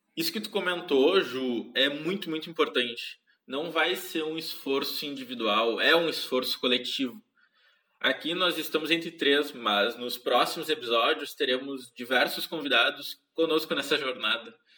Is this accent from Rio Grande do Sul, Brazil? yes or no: yes; interior of Rio Grande do Sul, Brazil; now in Porto Alegre, Brazil; eu sou do Rio Grande do Sul, nasci no interior do estado, em uma cidadezinha bem pequena, de aproximadamente 15 mil habitantes, onde cresci e estudei até o final do ensino médio.